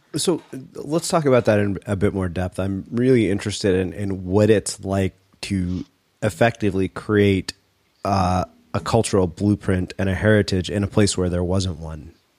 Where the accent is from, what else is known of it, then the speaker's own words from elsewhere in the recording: United States; grown up as an Indian American